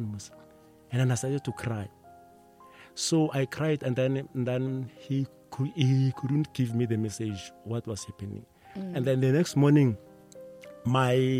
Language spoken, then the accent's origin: English; Pretoria, Gauteng, South Africa; We were from Mamelodi